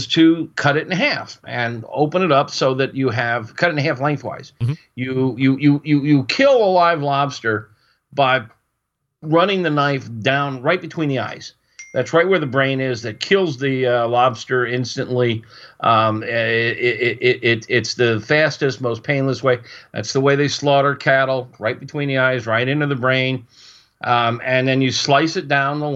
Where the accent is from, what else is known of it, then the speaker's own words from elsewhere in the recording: Florida, United States; moved away; I was raised in Florida. I went to the University of Florida